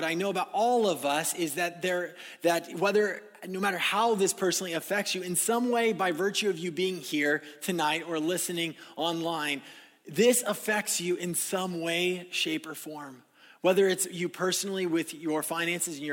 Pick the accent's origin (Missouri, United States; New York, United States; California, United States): California, United States; moved away; I was living in California, my hometown